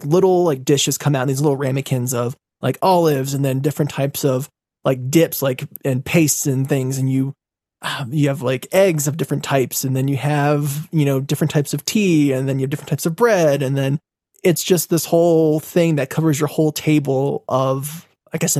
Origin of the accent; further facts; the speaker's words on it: United States; as an American